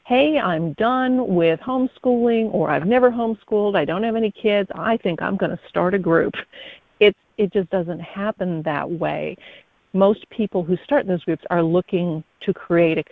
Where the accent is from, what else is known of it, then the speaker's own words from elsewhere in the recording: Midwest, United States; now in Harrisburg, North Carolina, United States; I was born in the Midwest, so I'm a transplant